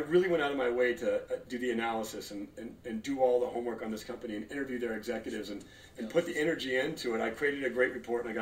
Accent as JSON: {"language": "English", "town": "Los Angeles", "region": "California", "country": "United States", "tie": "born or raised there", "also_born_or_lived": "Torrance, California / Detroit, Michigan"}